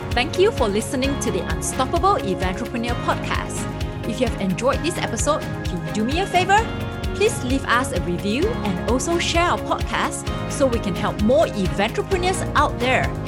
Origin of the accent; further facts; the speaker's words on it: Singapore; moved away as an adult; also born or lived in Switzerland; now in United States; I'm originally from Singapore, and I came to United States permanently in two thousand four.